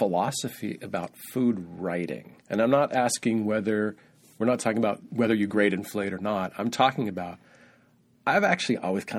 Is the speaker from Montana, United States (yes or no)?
yes; Montana, United States; I'm from Montana.